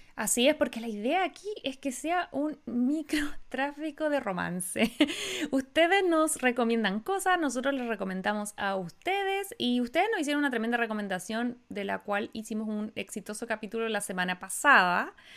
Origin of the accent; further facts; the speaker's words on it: Chile; now in United States; Yo siempre nací y me voy a morir chilena